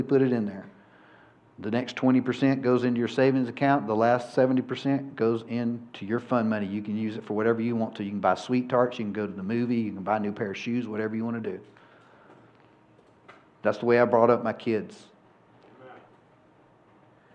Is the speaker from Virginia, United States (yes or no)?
no; Georgia, United States; I'm from Georgia